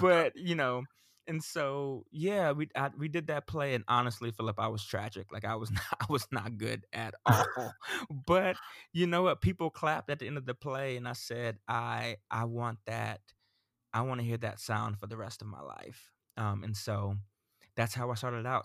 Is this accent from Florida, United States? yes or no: yes; Central Florida, United States; also born or lived in Sarasota, Florida; I grew up in Central Florida